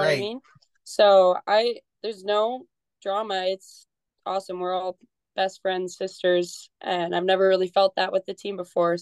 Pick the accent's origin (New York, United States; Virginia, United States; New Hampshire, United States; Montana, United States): Montana, United States; Billings; I am from Billings and I played for a small local summer ball association